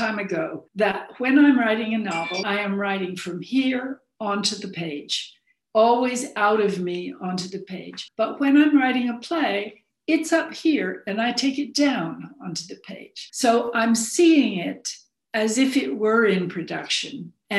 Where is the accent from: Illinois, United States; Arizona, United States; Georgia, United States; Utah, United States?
Arizona, United States; born there; also born or lived in England / Florida / Chicago / New Haven; because I was born in Arizona and never really felt that Arizona was my home